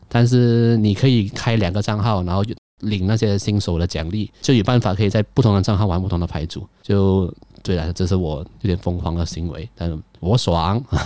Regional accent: Malaysia; 我是马来西亚人

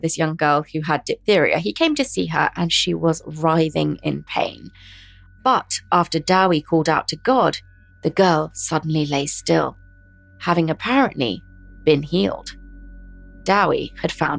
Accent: Hertfordshire, East of England, United Kingdom; where I grew up in Hertfordshire

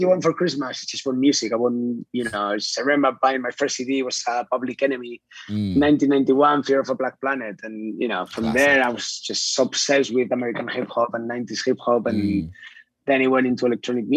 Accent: Huesca, Aragon, Spain; moved away as an adult; also born or lived in London / Madrid / Sydney, Australia; now in Barcelona, Spain; I come from Huesca, which is a small town next to Fraga

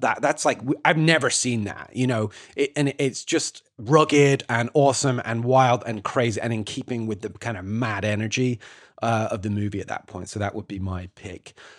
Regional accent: United Kingdom; moved away as an adult; now in United States; a Brit who's been living here for, for ten years

